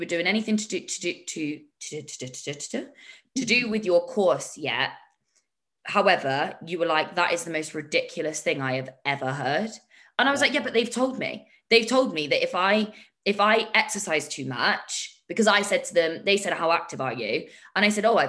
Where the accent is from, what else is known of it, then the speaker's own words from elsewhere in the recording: United Kingdom; I'm too British for my own good